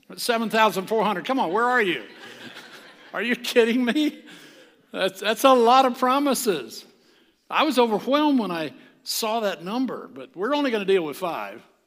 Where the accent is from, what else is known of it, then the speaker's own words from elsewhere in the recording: the South, United States; I am from the South, God's country